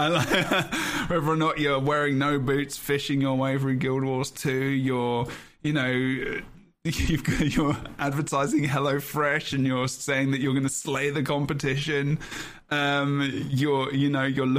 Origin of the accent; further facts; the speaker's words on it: London, United Kingdom; I'm from London